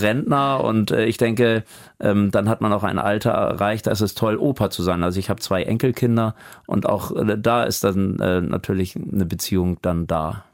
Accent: Hamburg, Germany; moved away as an adult; also born or lived in Sülldorf, Blankenese, Hamburg; now in Amelinghausen, Germany; ich halte mich für einen Hamburger

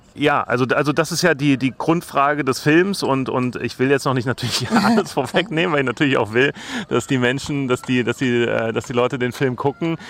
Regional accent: Germany; als Deutscher, als Europäer

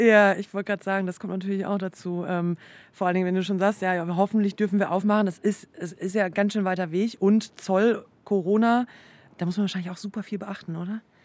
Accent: North Rhine-Westphalia, Germany; moved away; ich komme zum Beispiel jetzt aus Nordrhein-Westfalen

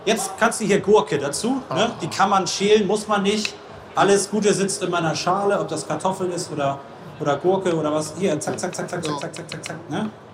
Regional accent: Northern Germany, Germany; ich bin ja Norddeutscher

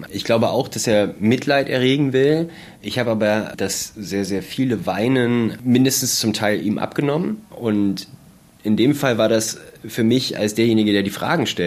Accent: Germany; Wir kommen aus Deutschland.

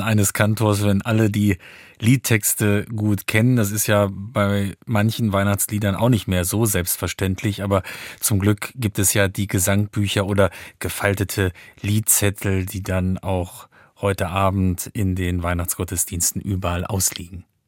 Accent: Neuhof, Lower Saxony, Germany; Ich habe meine Kindheit und Jugend im Hildesheimer Süden verbracht, in Neuhof

